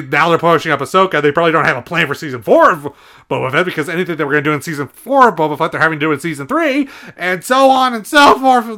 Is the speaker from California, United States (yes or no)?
no; Astoria, Oregon, United States; My hometown of Astoria, Oregon